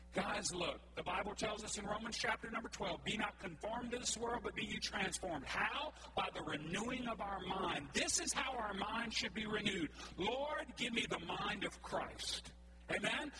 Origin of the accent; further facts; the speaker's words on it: Cajun, Louisiana, United States; we're all Cajun folks